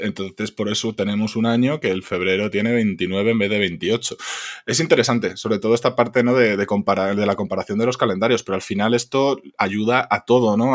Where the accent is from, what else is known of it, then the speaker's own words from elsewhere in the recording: Spain; en España somos imbéciles